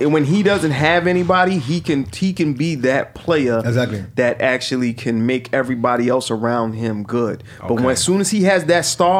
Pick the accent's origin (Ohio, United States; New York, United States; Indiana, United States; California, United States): New York, United States; New York City; I'm from Brooklyn.